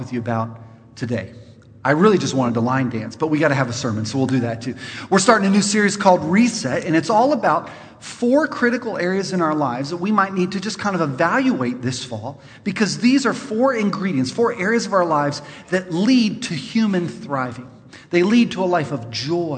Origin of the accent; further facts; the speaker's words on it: California, United States; I'm from California